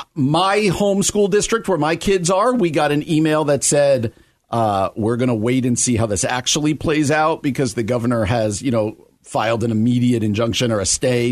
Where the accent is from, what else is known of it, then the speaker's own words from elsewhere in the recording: New Jersey, United States; my home state of New Jersey